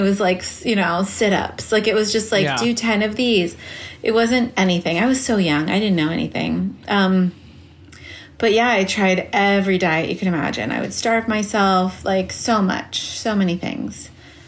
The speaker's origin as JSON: {"language": "English", "town": "Los Angeles", "region": "California", "country": "United States", "tie": "born or raised there", "also_born_or_lived": "New York", "said": "growing up in L.A."}